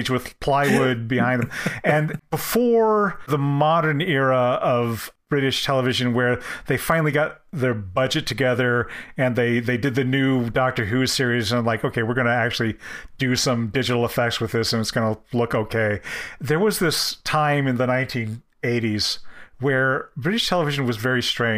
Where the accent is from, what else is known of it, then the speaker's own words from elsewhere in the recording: United States; as an American